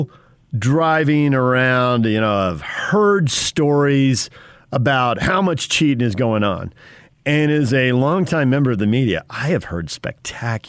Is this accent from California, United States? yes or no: yes; Spring Valley, California, United States; born or raised there; moved away